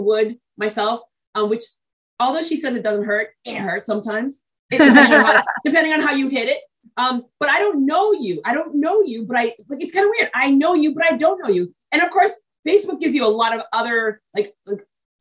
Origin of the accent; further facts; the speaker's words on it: New England, United States; also born or lived in Brooklyn, New York / Texas / Australia / Ireland; I was born in Brooklyn, New York, but I was raised in New England.